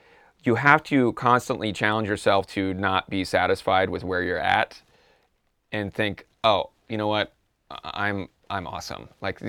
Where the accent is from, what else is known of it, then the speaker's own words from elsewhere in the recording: California, United States; I'm from California. It's really cold.